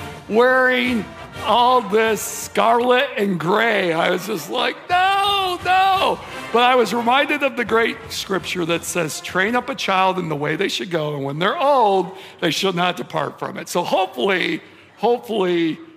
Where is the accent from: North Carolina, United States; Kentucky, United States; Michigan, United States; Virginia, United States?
Michigan, United States; I grew up in Michigan